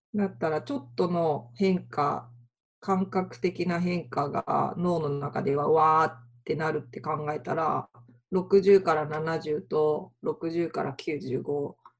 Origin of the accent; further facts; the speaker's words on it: Tokyo, Japan; now in Kyoto, Japan; 東京出身ですけど、京都にいる